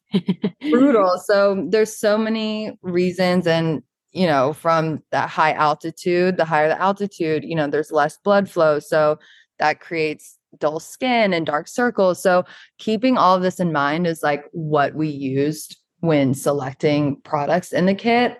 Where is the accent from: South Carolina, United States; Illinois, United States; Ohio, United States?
South Carolina, United States; Charleston; moved away as an adult; now in New York, United States; I'm originally from Charleston, South Carolina